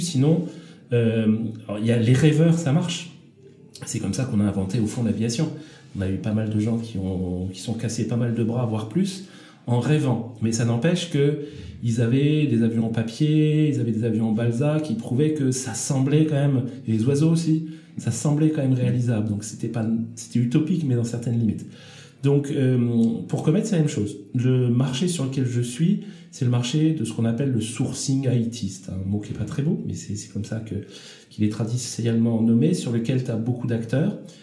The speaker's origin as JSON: {"language": "French", "country": "France", "said": "en tant que Français"}